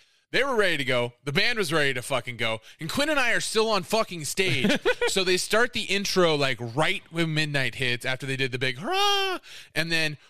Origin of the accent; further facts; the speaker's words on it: Iowa, United States; I'm from Iowa